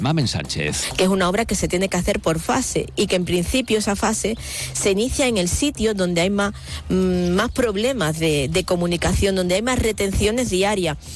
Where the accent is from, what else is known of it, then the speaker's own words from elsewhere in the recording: Cádiz province, Andalusia, Spain; somos los gaditanos y las gaditanas